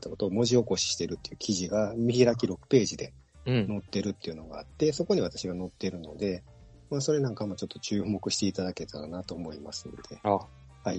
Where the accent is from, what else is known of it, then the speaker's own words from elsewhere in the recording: Kansai, Japan; 関西生まれの、もう、阪神がお膝元のところでずっと生まれてるんで